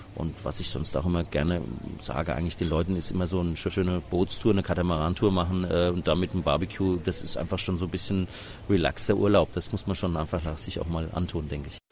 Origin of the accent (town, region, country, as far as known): Germany; now in Mauritius